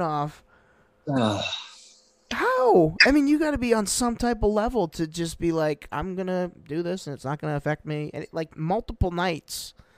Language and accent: English; Brattleboro, Vermont, United States; I was born in Brat